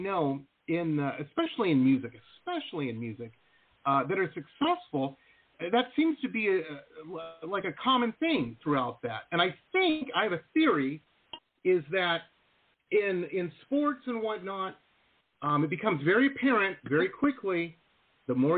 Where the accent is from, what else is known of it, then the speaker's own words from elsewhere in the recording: Detroit, Michigan, United States; when I was a kid, I lived in Metro Detroit.